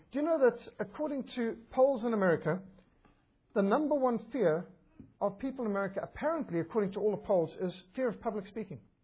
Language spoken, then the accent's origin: English; Zimbabwe; moved away; also born or lived in Cape Town, South Africa; I was brought up in Rhodesia, a magnificent country